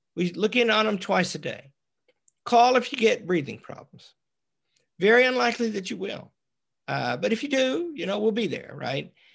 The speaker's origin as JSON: {"language": "English", "region": "Arkansas", "country": "United States", "said": "We're both from Arkansas."}